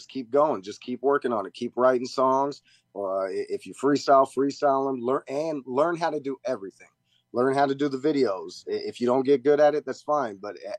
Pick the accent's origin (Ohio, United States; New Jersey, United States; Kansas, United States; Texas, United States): Kansas, United States; Wichita; also born or lived in Redbud, Illinois / Pittsburgh, Kansas / Omaha, Nebraska; now in Florida, United States; I was born in Redbud, Illinois, moved to another place in Illinois I can't think of, Pittsburgh, Kansas, then Omaha, Nebraska, then Wichita, Kansas, and that's where I spent my teens, so I say Wichita, okay.